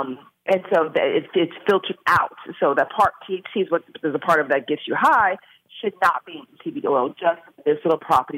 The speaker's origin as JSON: {"language": "English", "region": "California", "country": "United States", "said": "I'm from California. Of course, I know all about the legalities there."}